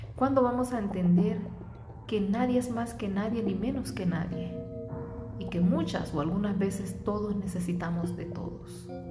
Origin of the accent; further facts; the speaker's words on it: Honduras; moved away; mi tierra, de Honduras